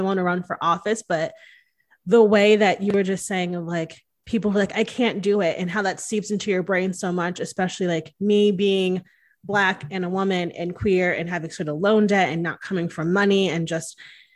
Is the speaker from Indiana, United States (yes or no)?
no; Connecticut, United States; I grew up in Connecticut